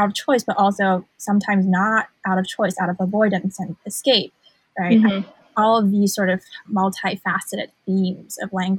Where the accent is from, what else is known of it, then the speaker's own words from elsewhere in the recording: Hong Kong; Hong Kong is my hometown, and it's also where the poet Mary Jean Chan was born.